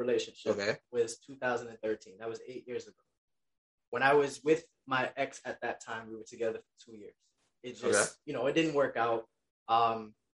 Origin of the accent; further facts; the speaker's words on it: New York City, New York, United States; I was born and raised in Queens, New York. I still continue to this very day live in Queens, New York